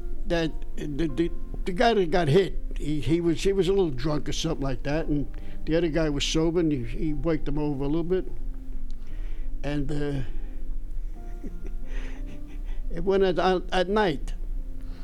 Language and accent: English; New York City, New York, United States; moved away as an adult; I was born in East Harlem